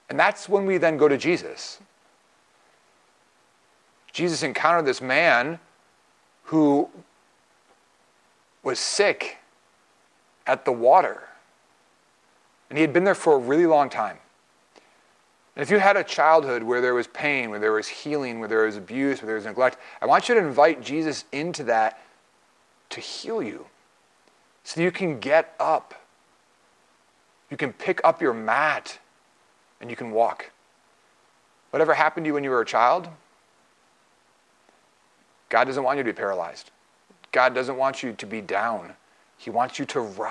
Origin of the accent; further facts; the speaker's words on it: Waukesha, Wisconsin, United States; moved away; I was raised in Waukesha, Wisconsin